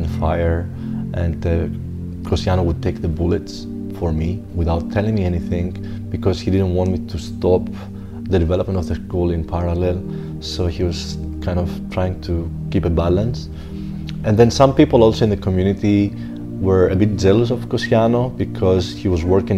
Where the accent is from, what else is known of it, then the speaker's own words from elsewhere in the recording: Greece; moved away; also born or lived in Zanzibar; I was born in Greece